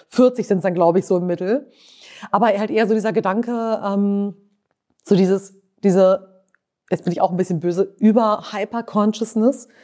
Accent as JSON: {"language": "German", "region": "Lower Saxony", "country": "Germany", "tie": "born or raised there", "said": "Ich bin ja in Niedersachsen aufgewachsen"}